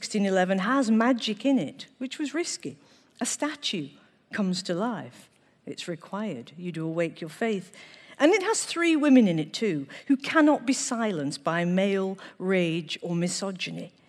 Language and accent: English; Manchester, North West England, United Kingdom; I was born in Manchester.